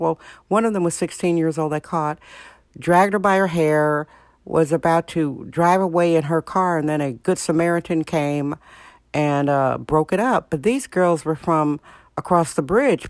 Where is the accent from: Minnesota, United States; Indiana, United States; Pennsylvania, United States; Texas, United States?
Indiana, United States; now in San Francisco, United States; Indiana, my home state